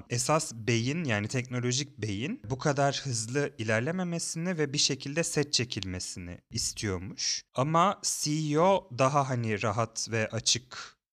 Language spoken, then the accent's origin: Turkish; New York City, New York, United States; Ben orada doğup büyüdüm.